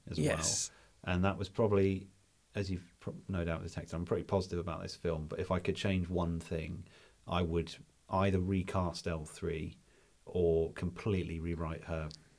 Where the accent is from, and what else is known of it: United Kingdom